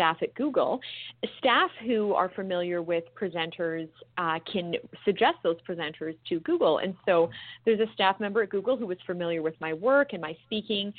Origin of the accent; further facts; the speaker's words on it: British Columbia, Canada; being a Canadian, to the premier of my province, British Columbia, where I grew up